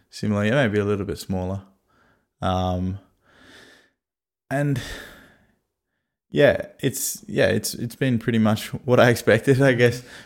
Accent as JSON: {"language": "English", "town": "Sydney", "region": "New South Wales", "country": "Australia", "tie": "born or raised there", "also_born_or_lived": "Brisbane", "said": "I was born in Brisbane, which is in Queensland, and then moved moved to Sydney when I was four or five, and uh, grew up on the northern beaches of Sydney."}